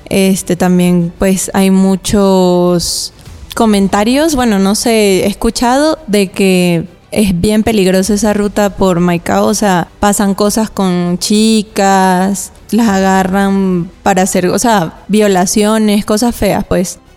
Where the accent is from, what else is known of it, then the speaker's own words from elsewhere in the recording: Valera, Trujillo, Venezuela; moved away as an adult; Entonces, desde Valera, de donde yo soy